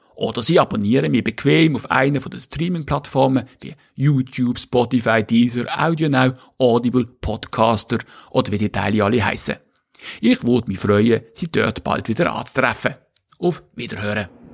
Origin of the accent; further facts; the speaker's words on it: Switzerland; moved away as an adult; also born or lived in Schleswig-Holstein, Germany; now in Germany; Ich habe Glück, extremes Glück gehabt, in der Schweiz als Schweizer geboren zu werden